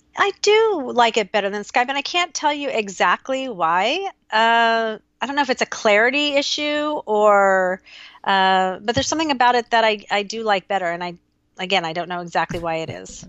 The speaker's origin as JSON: {"language": "English", "town": "Newport Beach", "region": "California", "country": "United States", "tie": "born or raised there", "also_born_or_lived": "Austin, Texas", "moved": "as an adult", "said": "here in Newport, which felt so weird to have to find friends in the place that I grew up"}